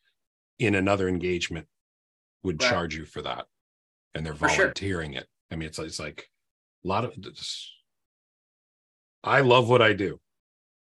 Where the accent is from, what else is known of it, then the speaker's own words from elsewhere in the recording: Virginia, United States; I'm from Virginia.